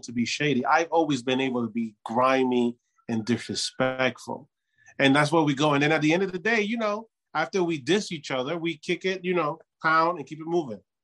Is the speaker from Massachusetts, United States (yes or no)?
no; New York, United States; I grew up in New York